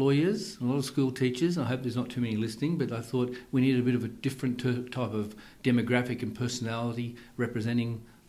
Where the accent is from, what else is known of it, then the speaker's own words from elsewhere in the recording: Sydney, New South Wales, Australia; born and bred in Sydney originally, lives at Northbridge in Sydney.